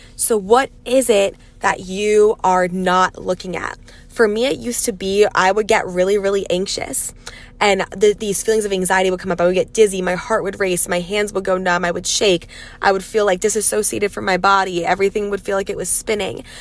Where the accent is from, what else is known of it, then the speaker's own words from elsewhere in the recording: Pennsylvania, United States; also born or lived in New York City / Los Angeles / Dallas; now in Texas, United States; I'm from Pennsylvania, moved to New York City, spent six and a half years in LA, then spent half a year in Dallas, and now I'm like 30 minutes outside of Dallas in the country in Texas